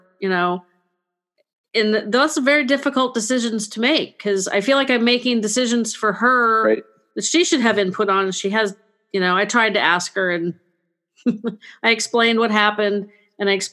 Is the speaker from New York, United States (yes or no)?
no; California, United States; I grew up in the 80s, California